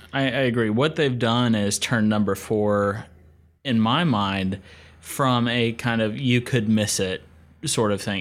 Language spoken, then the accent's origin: English; Asheville, North Carolina, United States; I grew up in Asheville, North Carolina, up in the western part of the state